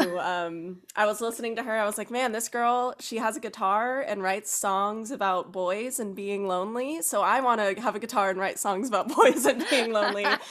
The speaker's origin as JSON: {"language": "English", "region": "North Carolina", "country": "United States", "tie": "born or raised there", "moved": "as an adult", "said": "moved down to North Carolina, where I learned to drive and went through high school. Um, so that's kinda what I consider my hometown."}